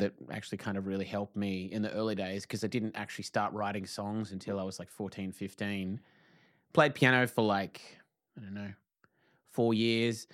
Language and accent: English; Tasmania, Australia; moved away as an adult; now in Victoria, Australia; I'm from Tassie